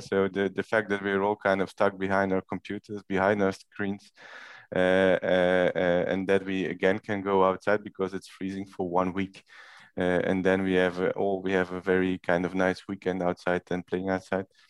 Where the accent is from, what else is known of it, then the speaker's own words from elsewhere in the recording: Belgium; now in Rotterdam, Netherlands; I'm from Belgium, so I'm not Dutch